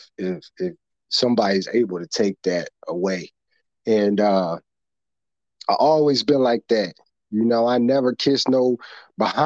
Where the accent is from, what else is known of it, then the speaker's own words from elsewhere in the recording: Chicago, Illinois, United States; I was from the South Side streets of Chicago, grew up in the projects